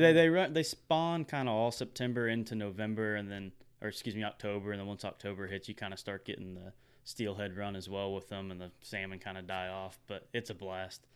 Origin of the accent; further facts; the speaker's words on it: Texas, United States; we're from Texas